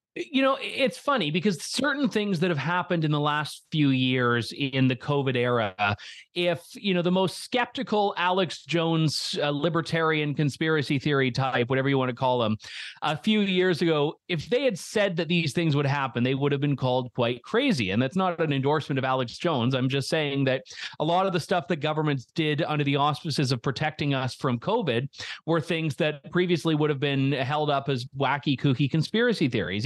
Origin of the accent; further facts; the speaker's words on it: Canada; as a Canadian